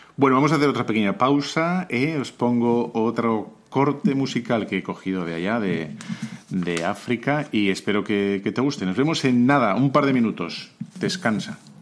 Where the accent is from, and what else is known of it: Spain